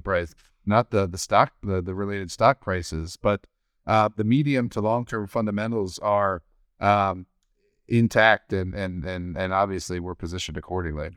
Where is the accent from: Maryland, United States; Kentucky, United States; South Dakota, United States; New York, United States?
Maryland, United States; Baltimore; now in Washington State, United States; my home state of Baltimore